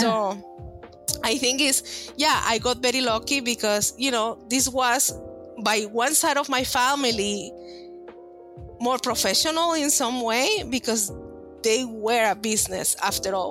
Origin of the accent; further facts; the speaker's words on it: Monterrey, Nuevo León, Mexico; English is a second language; moved away as an adult; I'm from Monterrey, Mexico. I emigrated here about 13 years ago uh, I was born and raised in Mexico